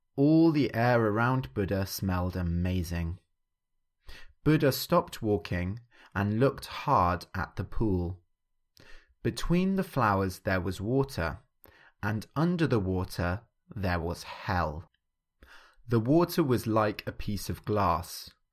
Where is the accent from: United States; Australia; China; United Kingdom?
United Kingdom; England; growing up in England, I grew up, uh, Christian.